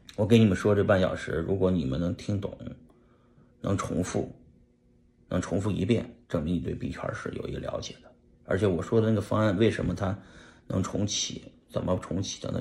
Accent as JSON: {"language": "Chinese", "country": "China", "said": "我们中国人"}